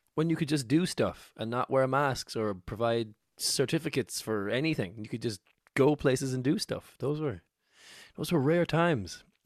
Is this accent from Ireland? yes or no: yes; Cork, Munster, Ireland; moved away as an adult; now in Dublin, Ireland; I moved to Dublin from Cork, where I'm from